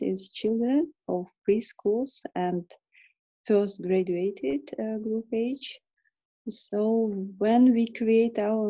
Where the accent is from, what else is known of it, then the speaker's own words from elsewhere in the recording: Kyrgyzstan; also born or lived in England; I'm from Kyrgyzstan.